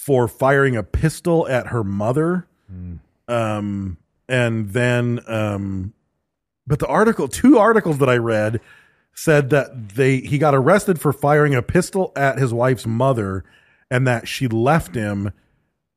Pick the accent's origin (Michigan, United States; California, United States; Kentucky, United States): Michigan, United States; Battle Creek; growing up in Battle Creek where everybody was fucking poor